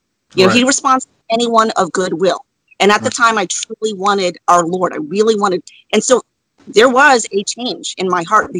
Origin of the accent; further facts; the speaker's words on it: Florida, United States; also born or lived in Saigon, Vietnam; I grew up in Florida near the about 10-15 minutes from the beach